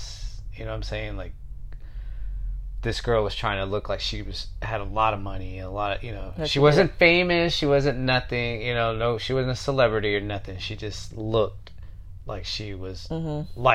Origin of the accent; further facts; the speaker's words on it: Houston, Texas, United States; being from Houston